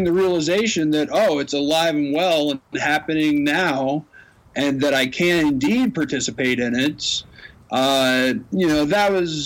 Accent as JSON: {"language": "English", "town": "Knoxville", "region": "Tennessee", "country": "United States", "tie": "born or raised there", "moved": "yes", "lives_now": "Colorado, United States", "said": "I'm from Knoxville."}